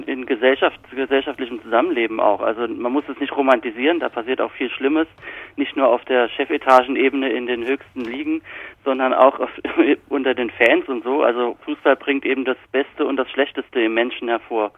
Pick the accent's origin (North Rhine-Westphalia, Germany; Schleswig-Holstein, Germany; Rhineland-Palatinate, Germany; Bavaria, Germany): Rhineland-Palatinate, Germany; accent: Palatine (Pfälzisch); moved away; also born or lived in Kaiserslautern; Ich habe meinen Dialekt natürlich immer noch. Ich rede immer noch perfektes Pfälzisch.